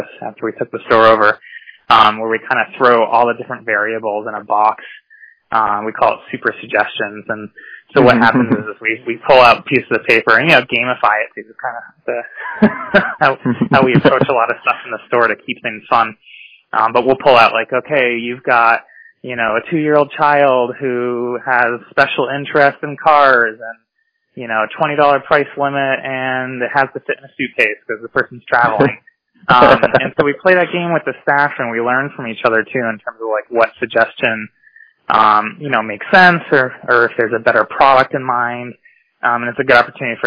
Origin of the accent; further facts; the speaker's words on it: Blandford, Massachusetts, United States; I grew up in Blandford in the Hilltown